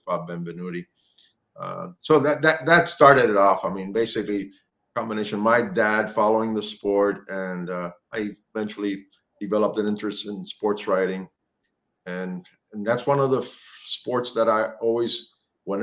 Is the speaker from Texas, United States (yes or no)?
no; Miami, Florida, United States; also born or lived in Cuba; Being born in Cuba, growing up in Miami